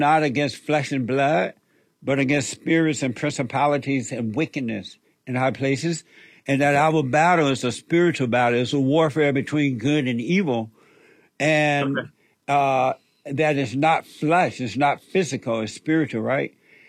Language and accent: English; Alabama, United States; I grew up in Alabama on a plantation under the Jim Crow law